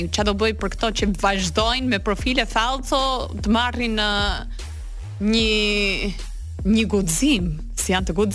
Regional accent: United States; jam amerikane

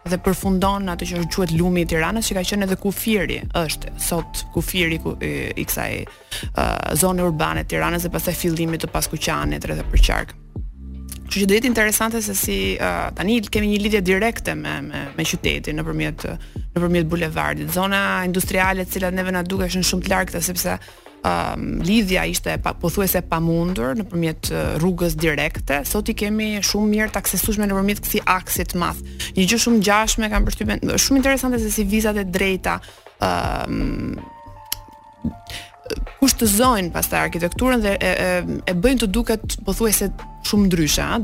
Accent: Albania; ne si shqiptar

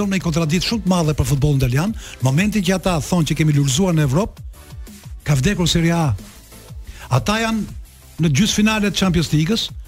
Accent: Albania; Edhe ai që na pyeti nga jeni, ne i dha nga Shqipëria.

